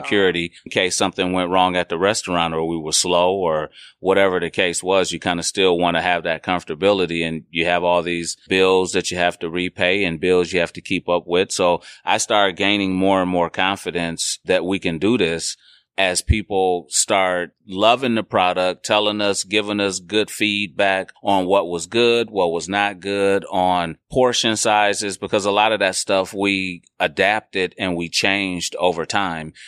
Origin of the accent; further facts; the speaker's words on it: Milwaukee, Wisconsin, United States; also born or lived in Atoka, Tennessee; I was born in Milwaukee, but I was actually raised a lot of my life in, um, a small town called Atoka, right outside of Memphis, Tennessee.